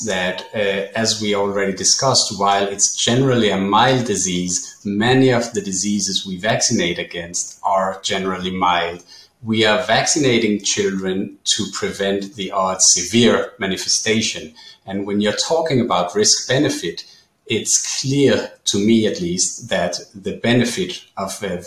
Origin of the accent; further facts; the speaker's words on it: Israel; in my home country, in Israel